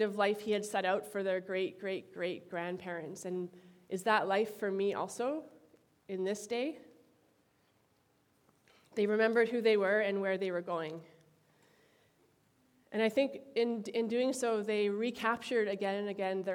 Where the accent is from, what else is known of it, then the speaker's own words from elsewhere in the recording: Timmins, Ontario, Canada; Sudbury, Ontario, which is close to my hometown of Timmins